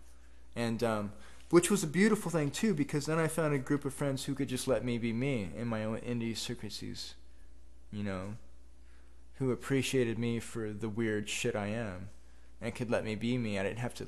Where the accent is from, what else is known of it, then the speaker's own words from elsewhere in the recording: Sweet Home, Oregon, United States; growing up in Sweet Home, a poor logging town